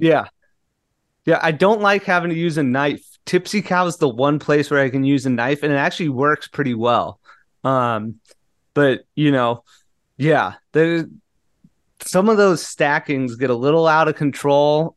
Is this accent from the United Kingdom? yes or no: no; Southern California, United States; moved away; I grew up in Southern California